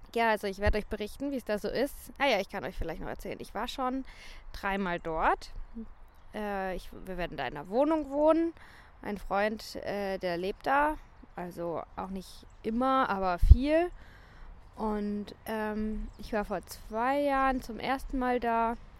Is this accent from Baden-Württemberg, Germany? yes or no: yes; St. Leon-Rot, Baden-Württemberg, Germany; moved away as an adult; also born or lived in Sal, Cape Verde